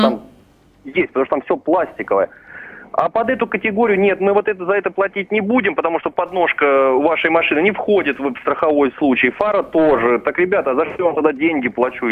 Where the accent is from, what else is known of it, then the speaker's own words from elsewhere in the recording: Vladimir, Vladimir Oblast, Russia; сам я из Владимира